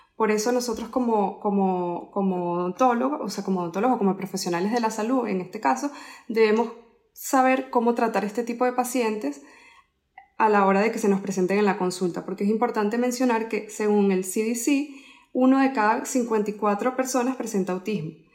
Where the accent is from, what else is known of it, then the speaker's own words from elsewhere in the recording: Venezuela; moved away as an adult; also born or lived in Spain; now in Miami, United States; yo soy odontólogo de Venezuela